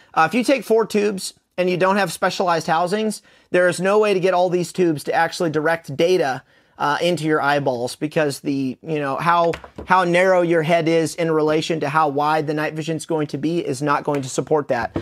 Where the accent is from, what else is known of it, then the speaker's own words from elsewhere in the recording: United States; we're American